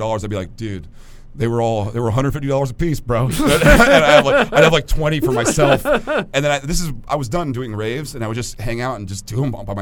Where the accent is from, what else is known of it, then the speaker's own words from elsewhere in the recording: Los Angeles, California, United States; I grew up in the Los Angeles area